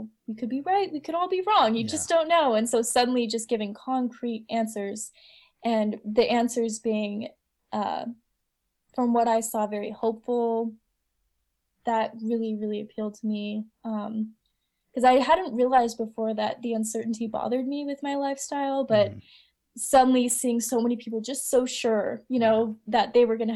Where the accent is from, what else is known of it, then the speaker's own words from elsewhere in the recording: Utah, United States; moved away; I was born in Utah.